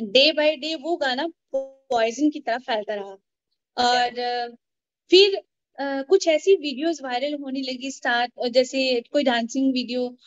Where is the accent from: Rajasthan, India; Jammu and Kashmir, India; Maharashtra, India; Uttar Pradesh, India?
Jammu and Kashmir, India; now in Chandigarh, India; मैं जम्मू कश्मीर से हूँ मैं जम्मू से बिलोंग